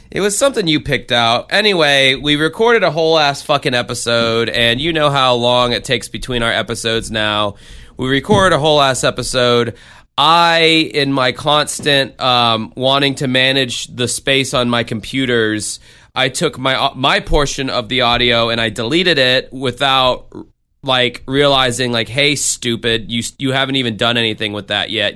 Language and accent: English; the South, United States; now in Florida, United States; I'm from the South